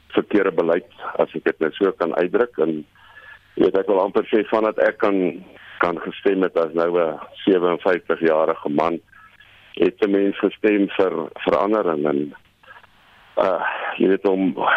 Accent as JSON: {"language": "Afrikaans", "country": "South Africa", "said": "ons as Suid-Afrikaners"}